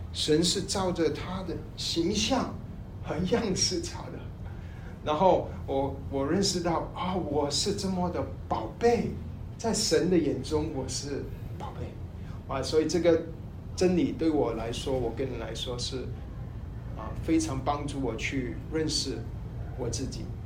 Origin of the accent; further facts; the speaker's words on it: Malaysia; 我是马来西亚的